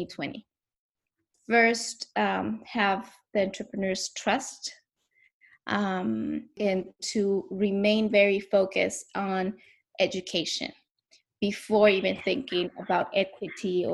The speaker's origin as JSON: {"language": "English", "country": "Bolivia", "moved": "as an adult", "said": "I'm right now in Santa Cruz, Bolivia, my home country. I came back 2 years ago"}